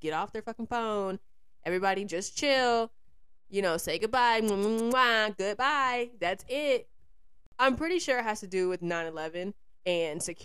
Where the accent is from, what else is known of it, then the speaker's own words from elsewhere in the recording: Georgia, United States; now in New York, United States; Georgia, which is my home state